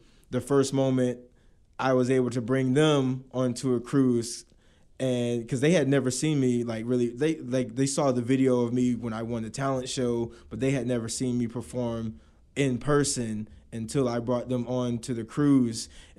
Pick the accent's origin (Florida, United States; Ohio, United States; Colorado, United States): Florida, United States; Navarre; also born or lived in Okinawa, Japan; me being, like I said, this kid from Navarre, Florida, I was, you know, I was born in Okinawa, Japan, but, you know, through the Air Force. But I started dancing when I moved to Florida in 2002.